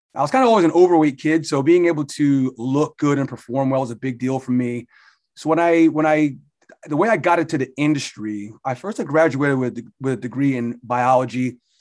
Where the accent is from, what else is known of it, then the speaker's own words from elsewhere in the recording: Barnegat, New Jersey, United States; moved away as an adult; now in Pennsylvania, United States; I grew up in Barnegat, New Jersey. I'm a Jersey Shore guy